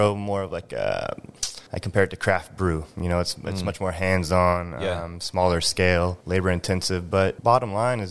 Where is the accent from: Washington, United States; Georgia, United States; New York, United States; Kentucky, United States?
Washington, United States; Drayton Harbor; moved away; also born or lived in California; I'm 6 years old walking around eelgrass beds out in Drayton Harbor